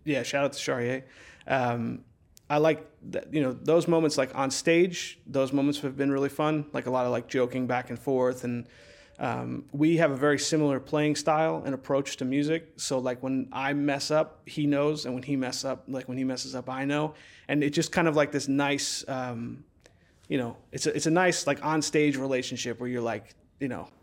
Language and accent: English; central New Jersey, United States; moved away; my hometown, which is, like, this really small town in, uh, central New Jersey